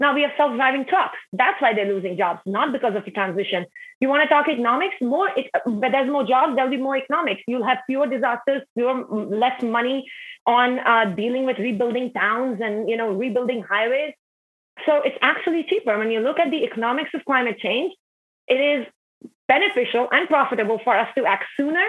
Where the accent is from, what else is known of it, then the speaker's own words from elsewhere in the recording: Himalayas, India; So I grew up in the Indian Himalayas, and my dad was a military officer, so we actually like traveled all the time and moved cities. But my family home in the Himalayas is kind of my only stability.